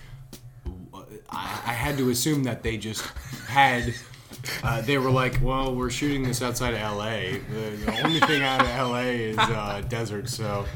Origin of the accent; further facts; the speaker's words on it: United States; me as an American